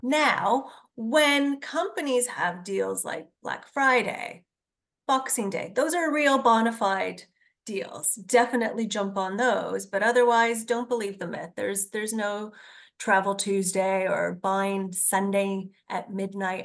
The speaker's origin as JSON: {"language": "English", "town": "Hamilton", "region": "Ontario", "country": "Canada", "said": "I am from Hamilton"}